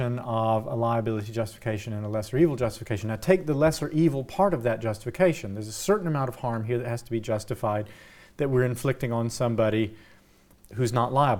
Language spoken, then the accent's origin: English; United States; I'm an American